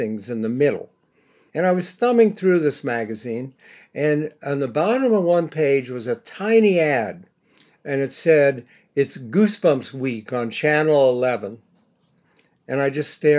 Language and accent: English; Bexley, Ohio, United States; now in New York, United States; I grew up in Bexley